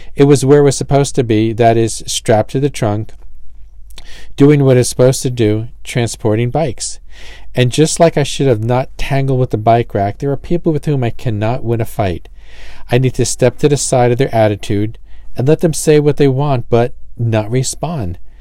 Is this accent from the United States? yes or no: yes; New Jersey, United States; I'm from Jersey